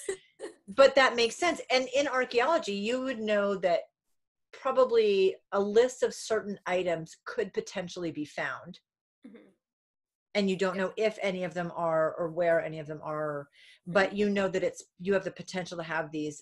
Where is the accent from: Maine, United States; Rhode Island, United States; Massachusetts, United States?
Rhode Island, United States; Warwick; also born or lived in Coventry, Rhode Island / Vermont; I'm originally from Rhode Island and Vermont.